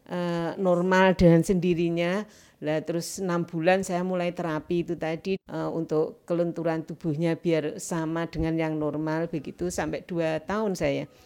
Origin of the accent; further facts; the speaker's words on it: Nganjuk, East Java, Indonesia; kan dari Nganjuk ya, Mbak